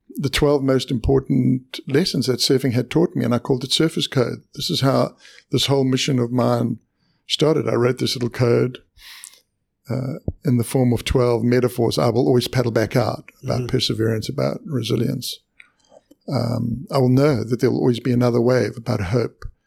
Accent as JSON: {"language": "English", "country": "South Africa", "tie": "born or raised there", "moved": "yes", "said": "I was born in South Africa"}